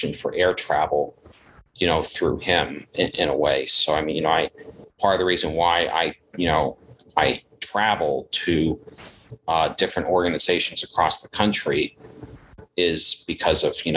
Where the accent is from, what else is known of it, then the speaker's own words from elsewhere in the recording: Providence, Rhode Island, United States; now in Seekonk, United States; I was born in 1989 in Providence, Rhode Island. I live in a town called Seekonk, which is not that far.